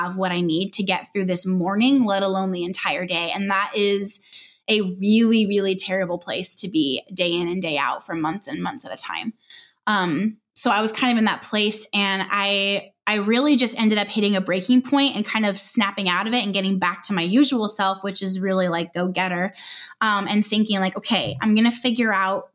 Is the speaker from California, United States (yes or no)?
yes; Southern California, United States; moved away as an adult; also born or lived in Northwest Arkansas; we're from Southern California and we were moved to Northwest Arkansas